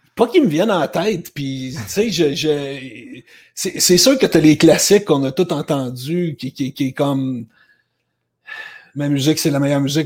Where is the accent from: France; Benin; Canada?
Canada; Laval, Quebec; moved away as an adult; also born or lived in Toronto, Ontario; je viens de Laval. Je suis un gars de Laval au Québec. J'ai grandi jusqu'à l'âge de 24 ans